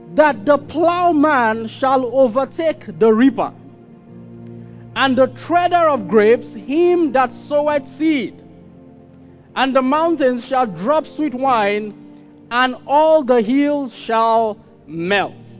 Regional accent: Kaduna, Kaduna State, Nigeria; I grew up in Kaduna

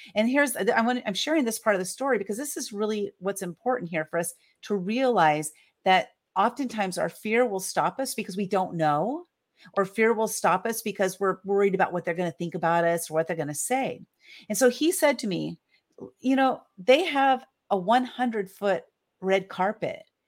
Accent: San Diego, California, United States; I was born and raised in San Diego, California

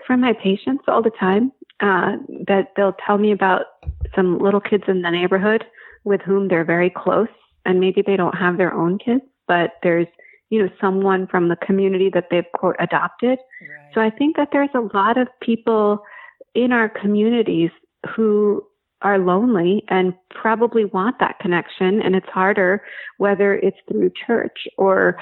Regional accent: New Jersey, United States; moved away; I grew up in New Jersey, and my dad and two of his brothers lived in the same town

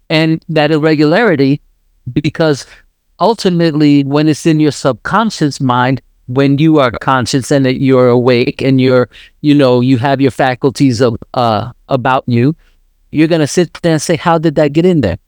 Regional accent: New York, United States; moved away; I was raised in New York

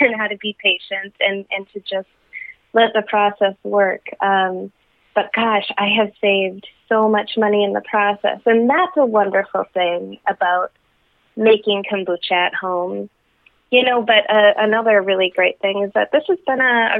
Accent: Wisconsin, United States; Being born and raised in Wisconsin, I have a job I love in southern Wisconsin in higher ed

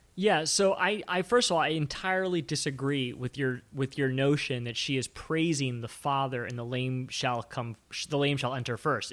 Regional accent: Maryland, United States; I grew up in Maryland, which, you know, right outside of Washington, D C

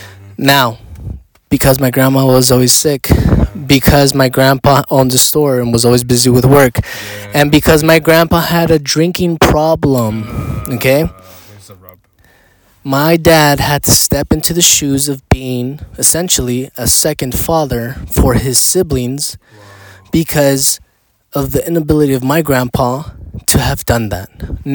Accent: Mexico; when I grew up in Mexico, I had all the opportunity to ask him, and I did.

